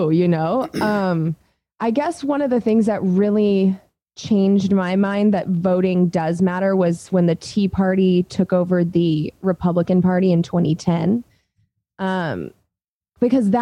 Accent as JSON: {"language": "English", "region": "Southern California", "country": "United States", "tie": "born or raised there", "lives_now": "Oakland, United States", "said": "my hometown down in Southern California"}